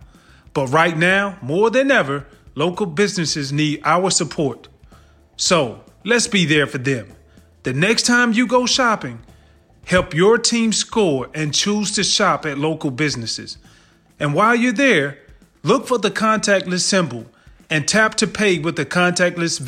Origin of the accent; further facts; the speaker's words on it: Georgia, United States; I'm from Georgia